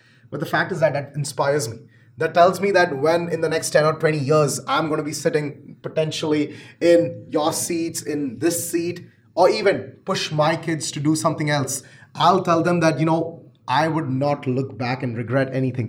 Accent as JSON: {"language": "English", "country": "Canada", "said": "And I'm very proud to be a Canadian entrepreneur."}